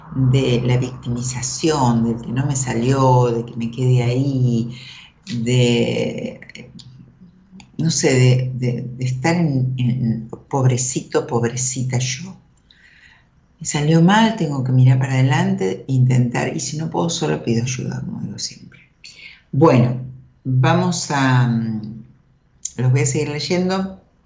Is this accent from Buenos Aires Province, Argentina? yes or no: yes; Merlo, Buenos Aires Province, Argentina; moved away as an adult; me crié ahí, viví hasta los 20. Nací en Capital. Después viví en Marlo hasta los 20